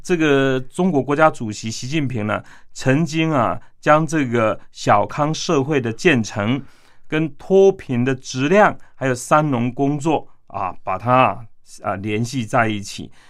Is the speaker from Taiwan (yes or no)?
yes; Yunlin County, Taiwan; born there; 那可能我自己本身出进呃出生于台湾的云林农村的乡下嘛，